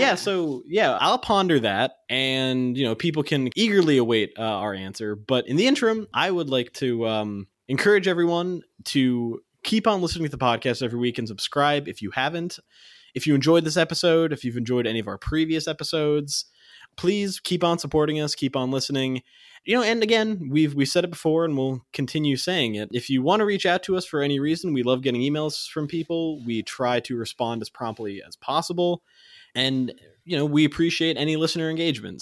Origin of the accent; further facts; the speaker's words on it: Massachusetts, United States; my home state and almost my hometown